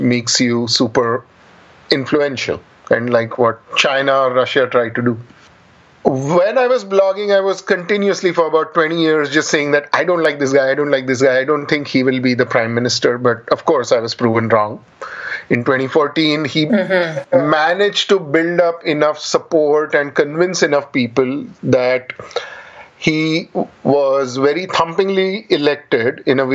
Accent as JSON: {"language": "English", "town": "Pune", "region": "Maharashtra", "country": "India", "tie": "born or raised there", "said": "I grew up in Pune, a reasonably big city in India"}